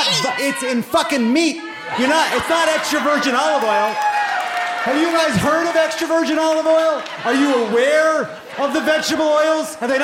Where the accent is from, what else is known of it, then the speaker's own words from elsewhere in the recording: Long Island, New York, United States; I'm not from here. I'm a Jew from Long Island. Deal with it.